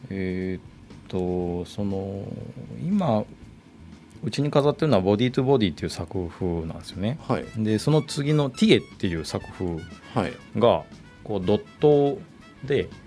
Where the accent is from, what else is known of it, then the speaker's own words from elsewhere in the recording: Kitakyushu, Fukuoka, Japan; 九州地元から